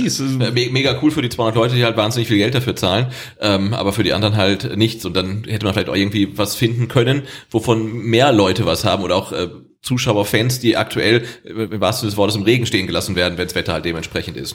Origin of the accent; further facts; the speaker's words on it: Weinstadt, Baden-Württemberg, Germany; Bei uns in Endersbach